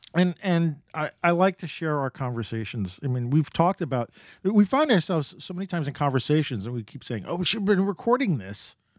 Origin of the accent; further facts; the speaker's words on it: New York, United States; And I grew up in New York